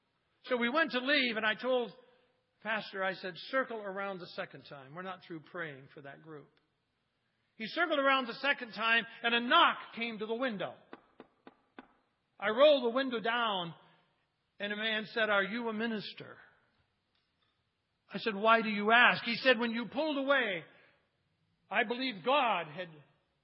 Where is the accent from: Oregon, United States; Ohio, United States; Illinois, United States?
Ohio, United States; Cleveland; moved away; I got friends back in Cleveland, in my hometown